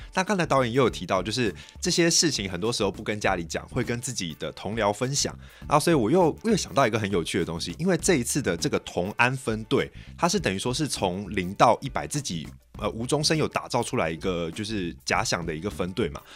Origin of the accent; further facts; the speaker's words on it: Taiwan; 我们台湾人